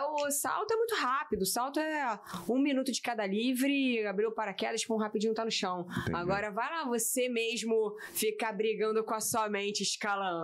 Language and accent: Portuguese; Rio de Janeiro, Brazil; sou carioca, da Gema